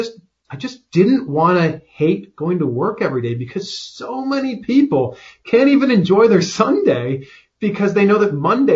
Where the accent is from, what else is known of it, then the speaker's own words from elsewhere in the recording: Ontario, Canada; there was a station about an hour away from my hometown. This was in Peterborough, Ontario.